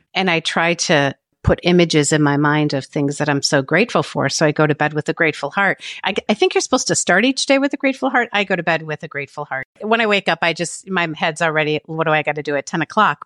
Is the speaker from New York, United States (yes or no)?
no; Cleveland, Ohio, United States; that is my hometown